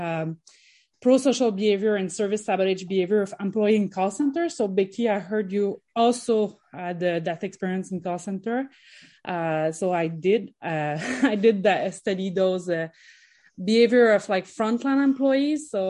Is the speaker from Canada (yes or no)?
yes; Canada; I come from Canada. I'm in Montreal right now